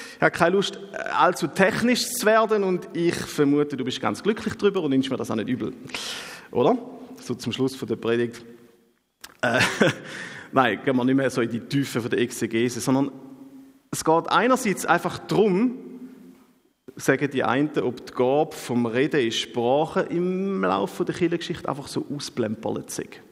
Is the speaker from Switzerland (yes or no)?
yes; Switzerland; bei uns in der Schweiz